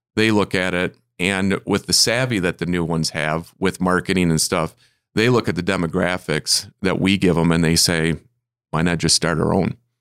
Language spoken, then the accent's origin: English; Michigan, United States; moved away as an adult; also born or lived in Arizona / South Carolina; I'm a Michigander